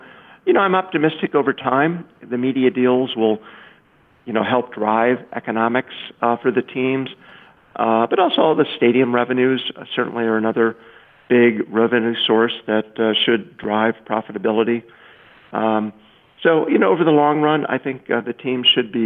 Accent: Indiana, United States; now in Chicago, United States; I grew up in Indiana, not far from Chicago

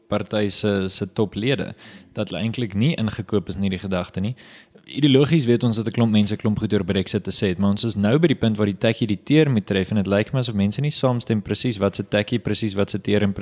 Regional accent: South Africa

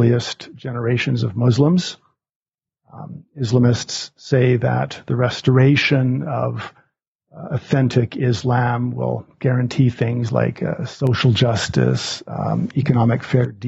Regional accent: Alberta, Canada; moved away as an adult; also born or lived in Montreal, Canada / Cairo, Egypt; now in Omaha, United States; I grew up in Alberta, Canada

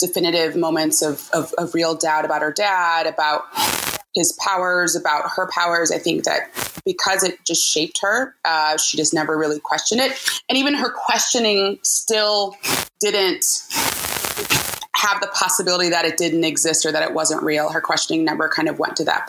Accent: Cleveland, Ohio, United States; now in Oakland, United States; I'm originally from Cleveland, Ohio, and I currently live in Oakland, California

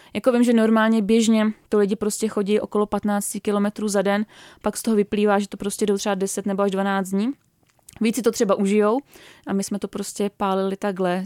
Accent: Czechia; u nás v Čechách

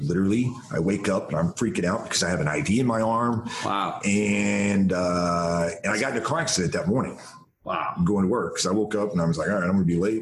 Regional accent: Denison, Texas, United States; they drove over so i could be born in denison texas

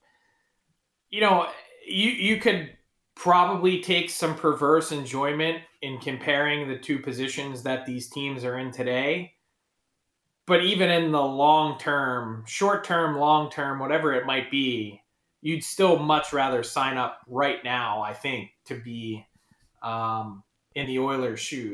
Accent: Philadelphia, Pennsylvania, United States; I'm from Philly

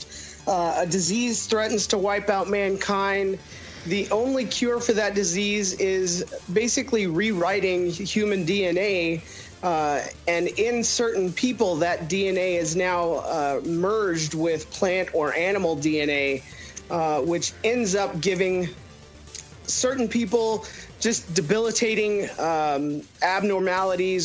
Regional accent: Texas, United States; moved away; also born or lived in Cincinnati; I'm from Texas, and I'm Texas chili all the way.

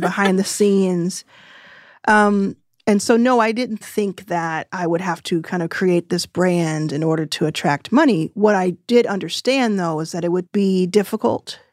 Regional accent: Texas, United States; I'm from Texas and didn't go to college

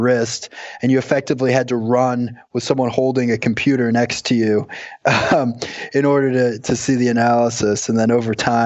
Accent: Long Island, New York, United States; I grew up on Long Island

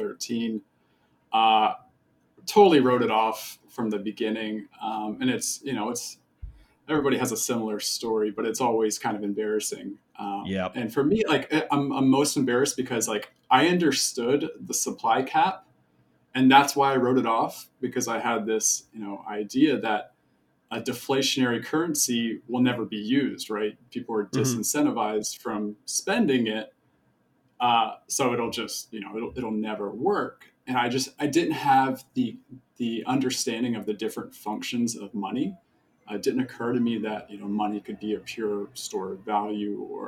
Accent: Charleston, South Carolina, United States; I grew up in Charleston, South Carolina.

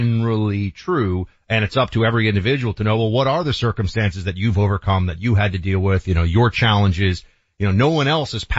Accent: New York City, New York, United States; I grew up in New York City, late 80s into the 90s, Wall Street

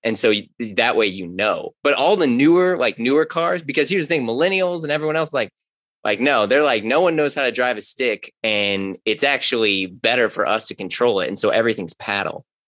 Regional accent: St. Louis, Missouri, United States; I grew up in St. Louis, grew up in Ferguson Florissant, went to Hazelwood Central

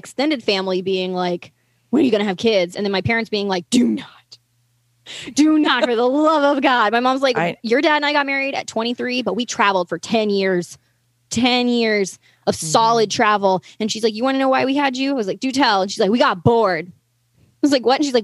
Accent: the Plateaus, North Carolina, United States; I'm from the Plateaus, North Carolina

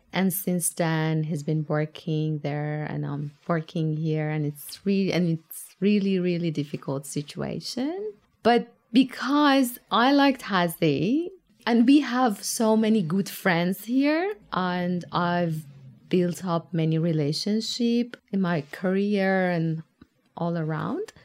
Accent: Tehran, Tehran Province, Iran; moved away as an adult; now in Tasmania, Australia; I come from Tehran, Tehran is a massive, compact city compared to Tasmania

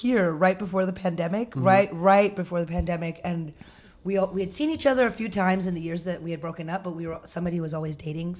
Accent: India; I love Ronan, but it did feel like I had to kind of sacrifice my Indianness to be with him.

